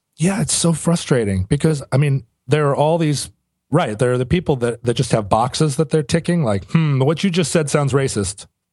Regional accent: United States; I'm an American

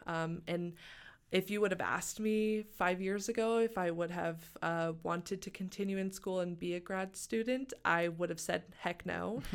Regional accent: Springdale, Arkansas, United States; moved away as an adult; also born or lived in Tahlequah, Oklahoma; now in Missoula, United States; I was born and raised in Springdale, Arkansas

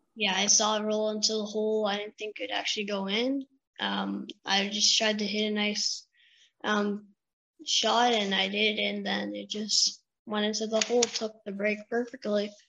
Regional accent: Russell, Ontario, Canada; I'm from Russell, Ontario, and I, um, just outside of Ottawa

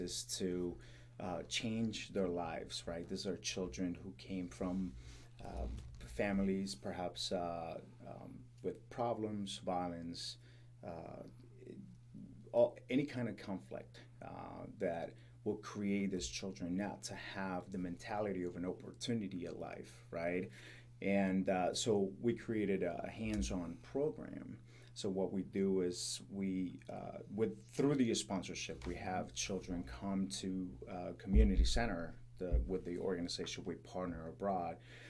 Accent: Colombia; moved away as an adult; now in United States; I grew up in Colombia, so I witnessed corruption and just violence in general. So when I moved to the States

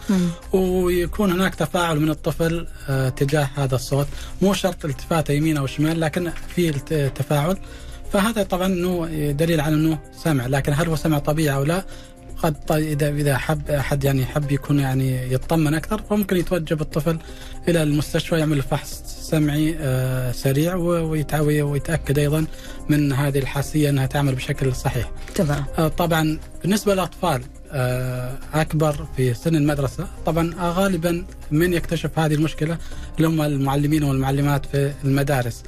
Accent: Saudi Arabia; عندنا في المملكة العربية السعودية

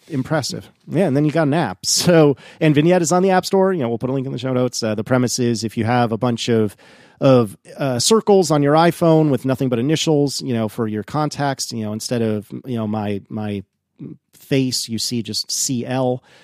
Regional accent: East Coast, United States; a snooty East Coast American like me.

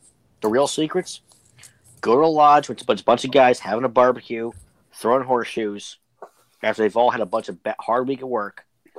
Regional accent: Pittsburgh, Pennsylvania, United States; I'm actually from Pittsburgh.

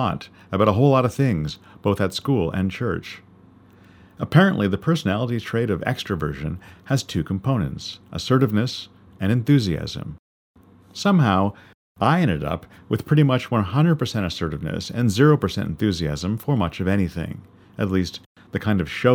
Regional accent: Canada; being a Canadian of British descent

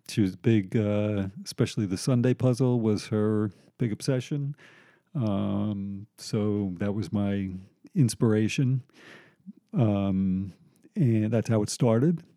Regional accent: Long Island, New York, United States; I grew up on Long Island. Um, I was born in New York, lived here till I was like five, moved to Long Island

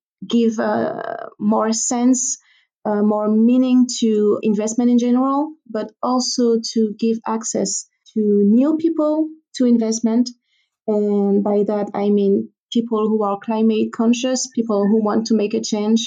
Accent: Guadeloupe; I personally come from an island, so I'm from the Caribbean, from an island called Guadeloupe. It's a French territory

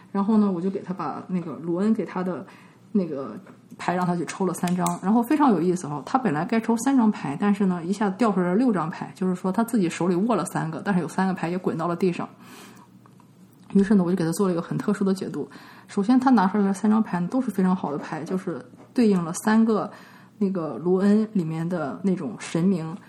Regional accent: China; now in United States; 我就是中国人啊，然后我又在美国生活了一半儿的时间

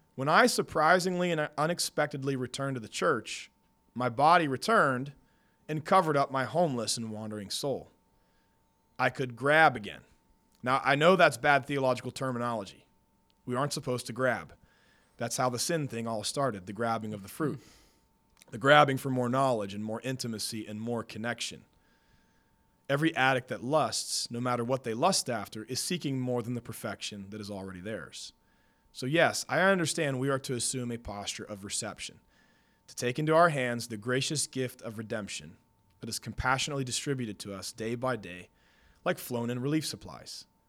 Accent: Pennsylvania, United States; moved away; I was confirmed in eighth grade growing up in Pennsylvania

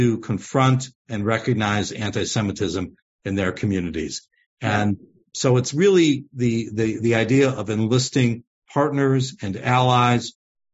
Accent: United States; as American Jews who love Israel

